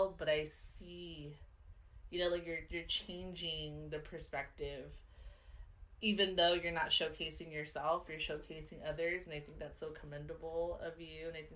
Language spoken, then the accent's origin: English; Carson, California, United States; also born or lived in Wilmington; I left when we moved out when I was 5. So I claim Carson